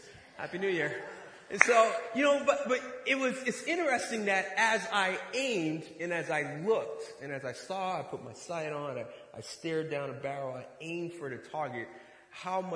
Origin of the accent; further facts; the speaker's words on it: Boston, Massachusetts, United States; now in Ohio, United States; I'm originally from Boston, Massachusetts, inner city.